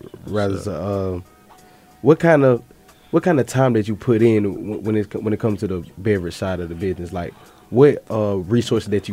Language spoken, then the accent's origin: English; Georgia, United States; I've been in Georgia all my life